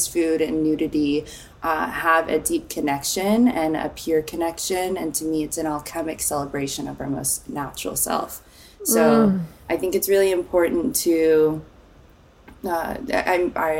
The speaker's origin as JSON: {"language": "English", "town": "Nashville", "region": "Tennessee", "country": "United States", "tie": "born or raised there", "also_born_or_lived": "Phoenix, Arizona / California / New York", "moved": "as an adult", "lives_now": "Los Angeles, United States", "said": "I grew up mostly in Nashville, Tennessee, a Tennessee honey. And I was born in Phoenix, and we moved all around. We were in California for a little bit, but mostly Nashville."}